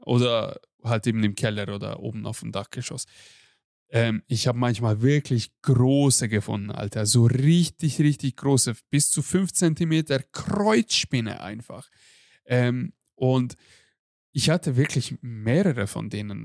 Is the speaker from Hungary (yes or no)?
yes; Hungary; moved away; bei uns in Ungarn